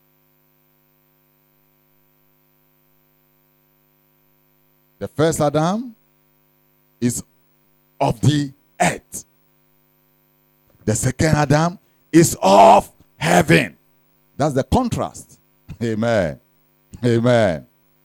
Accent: Ghana

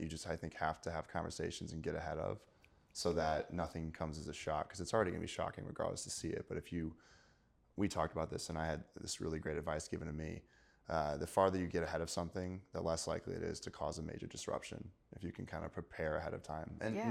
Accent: Missouri, United States; Might have lived there my entire life. {S3} Okay. {S2} I'm going to have to support my home state, Missouri.

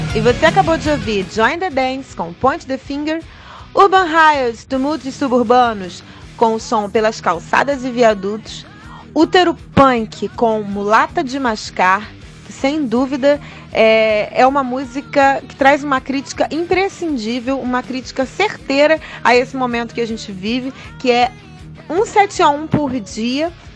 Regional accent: Duque de Caxias, Rio de Janeiro, Brazil; Lacaxiense perdida na né? zona norte do Rio de Janeiro.

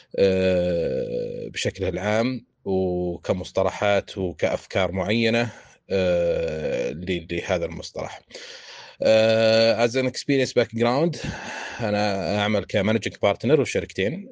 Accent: Saudi Arabia; عندنا في السعودية

